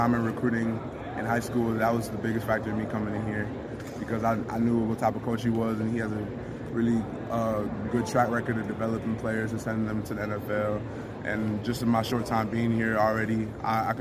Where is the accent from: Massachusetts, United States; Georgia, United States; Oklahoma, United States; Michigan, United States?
Georgia, United States; Milton; coming back to my hometown